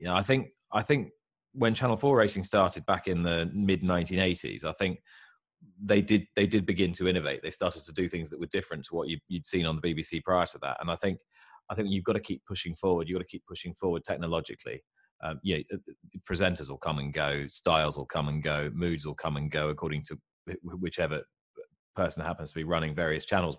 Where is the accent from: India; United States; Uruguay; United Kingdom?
United Kingdom; I'm a Brit in England